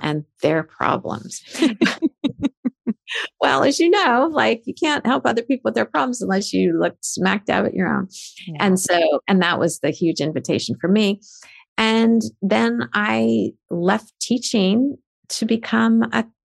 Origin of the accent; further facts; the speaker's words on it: United States; I was born in America.